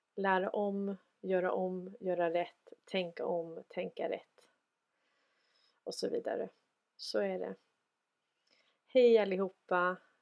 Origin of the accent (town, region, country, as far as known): Sweden